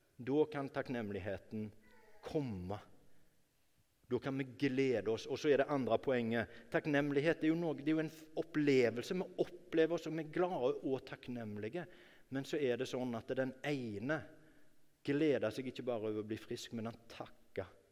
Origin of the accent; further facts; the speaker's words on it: Norway; jeg ble født i Norge